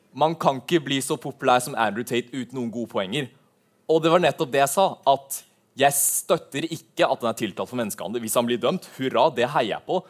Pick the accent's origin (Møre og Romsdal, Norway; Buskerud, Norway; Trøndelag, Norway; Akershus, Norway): Buskerud, Norway; Drammen; also born or lived in Levanger; min bakgrunn er først og født i Levanger, men du hører ikke det på dialekten min siden jeg flytta til Drammen da jeg var veldig ung.